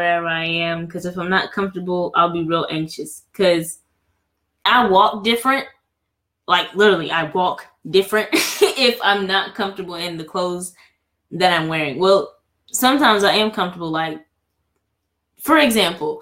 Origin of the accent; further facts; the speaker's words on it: the South, United States; we're from the South. We're in the South